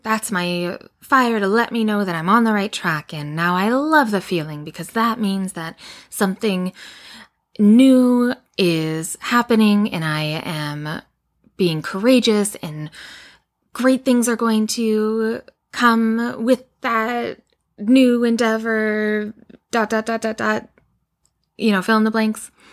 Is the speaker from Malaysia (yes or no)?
no; Edmonton, Alberta, Canada; I grew up in Edmonton, Alberta